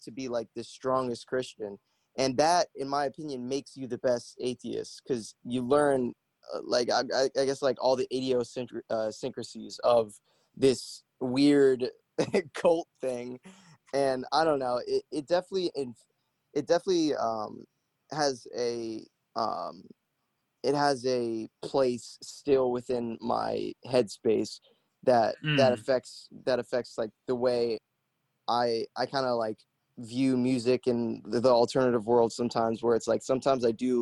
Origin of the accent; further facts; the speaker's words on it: Broward County, Florida, United States; I was from Broward, which is like pretty much 30 minutes away.